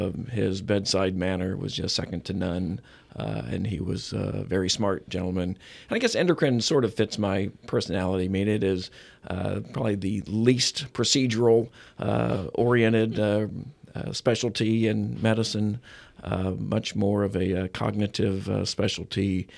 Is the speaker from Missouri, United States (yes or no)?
yes; Springfield, Missouri, United States; I'm Missouri born and raised. I was born in Springfield, Missouri, which is in southwest Missouri.